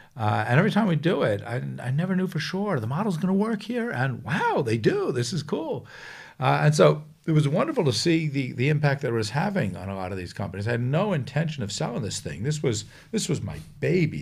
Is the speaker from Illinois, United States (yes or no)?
no; Long Island, New York, United States; I grew up in New York, uh, on Long Island